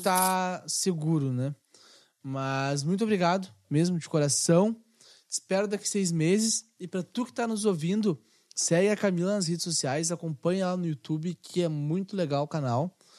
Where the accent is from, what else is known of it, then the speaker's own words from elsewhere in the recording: Rio Grande do Sul, Brazil; nós como gaúchos